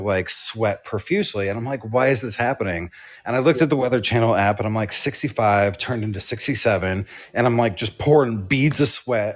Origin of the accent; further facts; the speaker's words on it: New York City, New York, United States; I'm from New York.